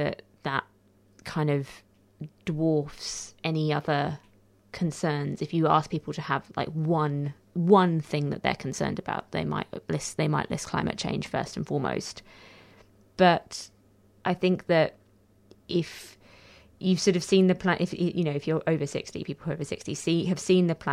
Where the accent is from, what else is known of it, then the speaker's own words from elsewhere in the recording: United Kingdom; now in Australia; I'm British